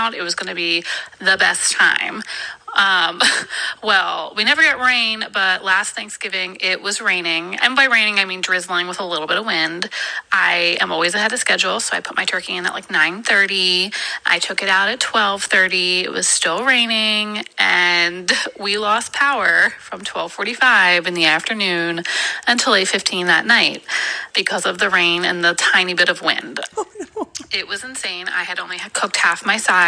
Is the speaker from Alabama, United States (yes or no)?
no; Philadelphia, Pennsylvania, United States; now in Twentynine Palms, United States; I'm originally from Philadelphia. I live on the Marine Corps base in 29 Palms, California